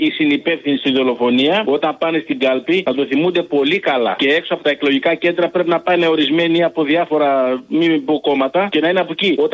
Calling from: Patras, Western Greece, Greece; από Πάτρα.

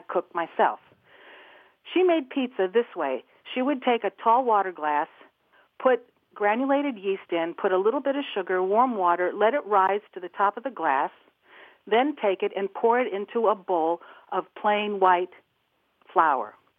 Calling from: Atlanta, Georgia, United States; I'm calling from Atlanta

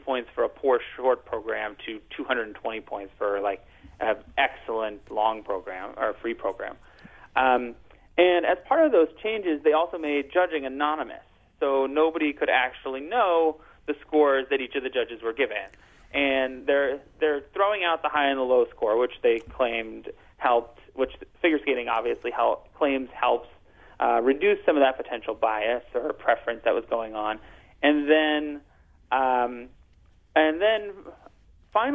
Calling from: New York City, New York, United States; New York City.

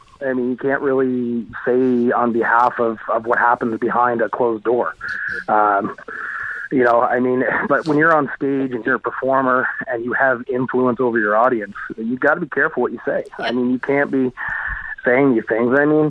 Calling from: Halifax, Nova Scotia, Canada; I'm calling from Halifax, Nova Scotia.

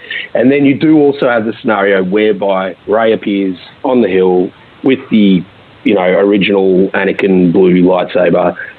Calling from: Melbourne, Victoria, Australia; Hey, Steele, it's … from Melbourne.

